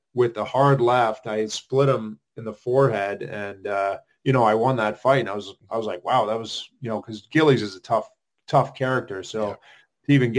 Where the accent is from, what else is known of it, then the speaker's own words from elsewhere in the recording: Ottawa, Ontario, Canada; growing up in Ottawa